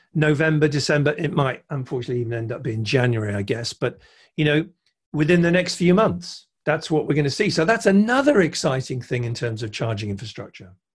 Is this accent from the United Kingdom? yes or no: yes; United Kingdom; I'm a Brit